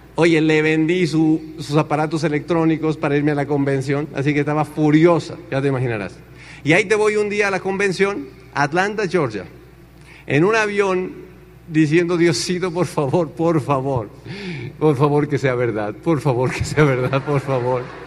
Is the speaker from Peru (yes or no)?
no; Tenancingo, Mexico; moved away as an adult; also born or lived in Chicago, United States; en Tenancingo no hay agua. O sea, en mi pueblo no hay agua